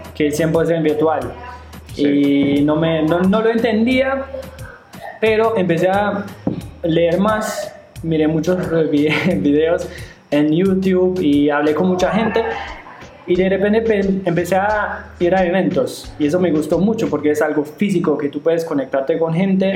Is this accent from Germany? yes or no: yes; Germany; Spanish is a second language; also born or lived in China; now in Medellín, Colombia; yo soy de Alemania